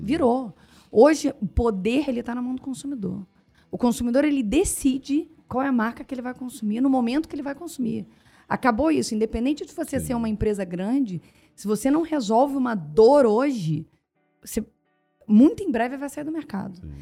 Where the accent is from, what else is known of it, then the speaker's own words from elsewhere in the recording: Barra Mansa, Rio de Janeiro, Brazil; moved away as an adult; also born or lived in Três Rios; eu nasci em Três Rios, cresci em Barra Mansa e fui para o Rio de Janeiro fazer faculdade